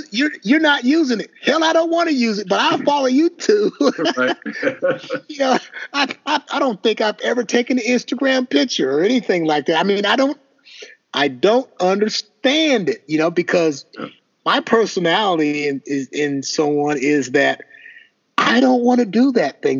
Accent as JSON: {"language": "English", "region": "Indiana", "country": "United States", "said": "I'm from Indiana"}